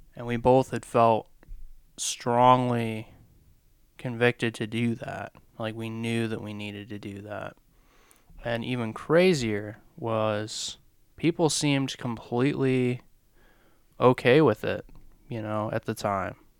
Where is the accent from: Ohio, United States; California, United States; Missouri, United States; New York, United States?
Ohio, United States; moved away as an adult; also born or lived in Lynchburg, Virginia; we're both from Ohio, the very, very, very flat part of Ohio, all the way up by the lakes